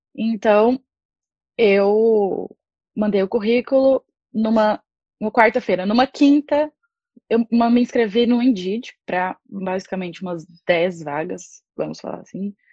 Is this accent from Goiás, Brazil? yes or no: yes; Anápolis, Goiás, Brazil; moved away as an adult; now in Ireland; eu sou de Anápolis, interior de Goiás